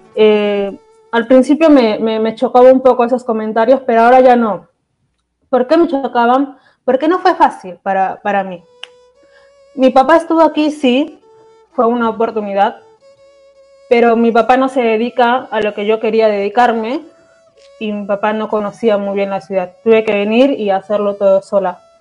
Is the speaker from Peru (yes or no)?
yes; Peru; moved away as an adult; now in Argentina; yo soy peruana